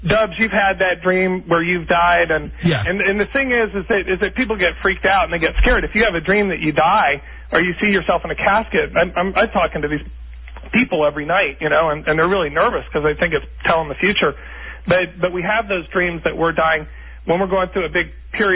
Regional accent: Bethesda, Maryland, United States; I'm born and raised in Bethesda, Maryland, Washington, D.C.

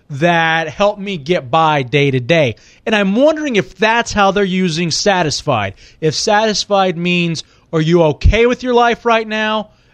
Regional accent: New York, United States; Really, to be truthful, you know, as a kid growing up in New York or on a national platform, that kind of thing.

